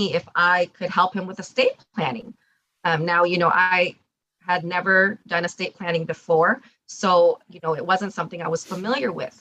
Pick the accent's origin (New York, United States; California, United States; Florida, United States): California, United States; Orange County; So I grew up here in Orange County.